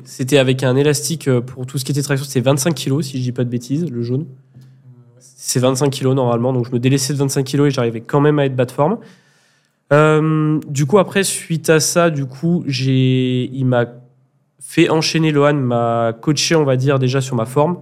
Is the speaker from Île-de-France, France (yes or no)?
no; Grenoble, Auvergne-Rhône-Alpes, France; Je suis originaire de Grenoble aussi